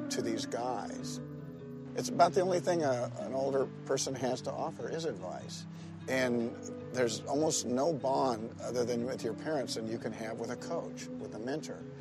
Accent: McFarland, California, United States; I'm from McFarland. I always will be from McFarland.

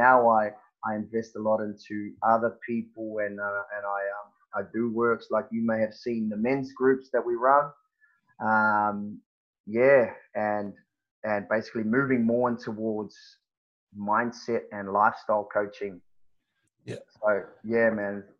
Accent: New Zealand; moved away as an adult; now in Perth, Australia; growing up in New Zealand

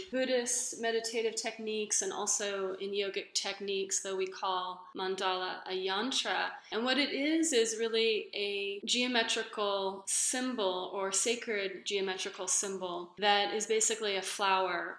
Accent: Los Angeles, California, United States; growing up in Los Angeles in the 80s

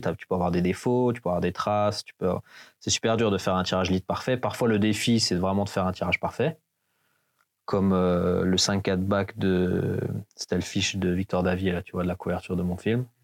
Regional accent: Hauts-de-Seine, Île-de-France, France; moved away as an adult; je viens de la banlieue de Paris, j'ai grandi là-bas, dans le 9-2, et euh, je me suis barré de Paname dès que j'avais 18 ans

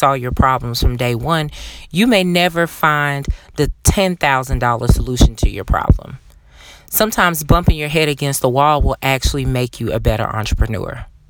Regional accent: the South, Southern United States, United States; being a Southerner myself

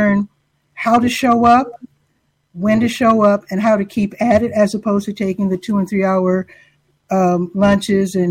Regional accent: Chicago, Illinois, United States; moved away as an adult; now in Durham, United States; I grew up in Chicago

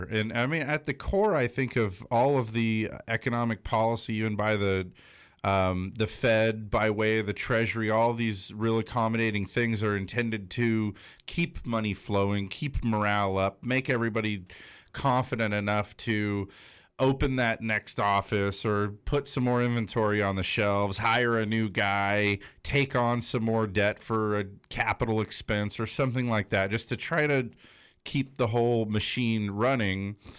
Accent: Big Bear, California, United States; moved away as an adult; now in North County, United States; I grew up in Big Bear

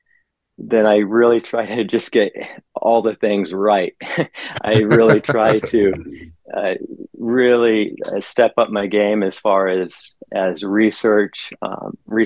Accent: Southeast Alaska, United States; I was born and raised here in Southeast Alaska is where I grew up

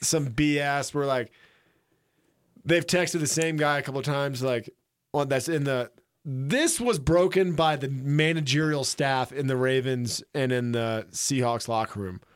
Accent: Florida Panhandle, United States; now in Jackson Hole, United States; I'm from the Panhandle

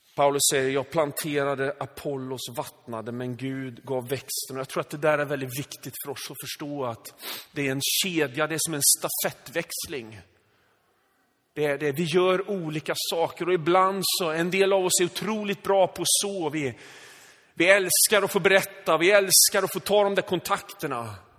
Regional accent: Sweden; född och uppvuxen i Sverige med liksom svenska föräldrar

